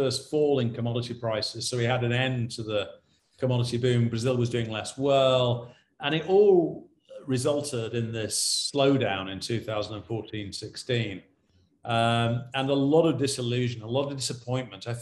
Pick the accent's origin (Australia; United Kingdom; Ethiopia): United Kingdom; when we were, you know, sort of growing up in Britain in the 1950s and 60s